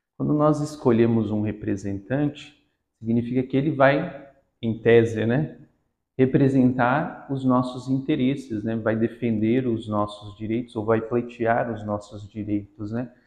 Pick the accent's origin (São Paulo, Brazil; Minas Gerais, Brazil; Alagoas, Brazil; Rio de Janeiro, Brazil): São Paulo, Brazil; Guarujá; also born or lived in Paraíba; now in Santos, Brazil; nasci no Nordeste, na Paraíba, mas passei praticamente toda a minha vida na cidade do Guarujá, onde eu cresci